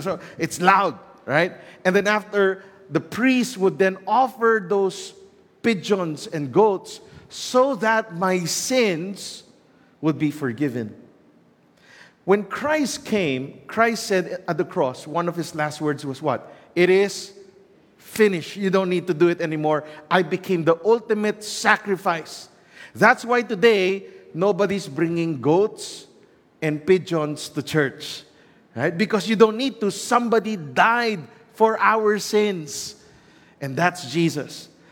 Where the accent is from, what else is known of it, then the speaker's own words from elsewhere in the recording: Philippines; Growing up in the Philippines